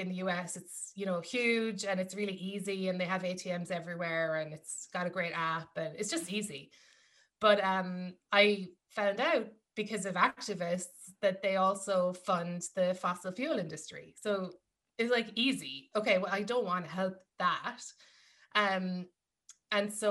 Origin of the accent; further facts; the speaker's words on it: Ireland; moved away as an adult; now in New York, United States; growing up in Ireland, yes, there are things like my, I'm from a farming family